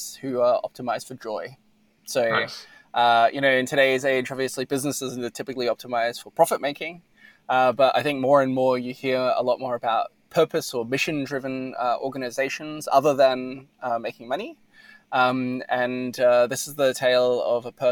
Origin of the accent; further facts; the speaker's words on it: Australia; I'm Australian